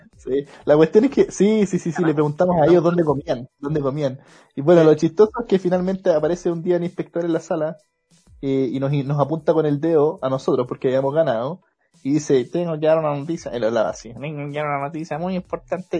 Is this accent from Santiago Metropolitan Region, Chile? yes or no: yes; Maipú, Santiago Metropolitan Region, Chile; somos de Maipú los tres. Estábamos en el liceo aquí en Maipú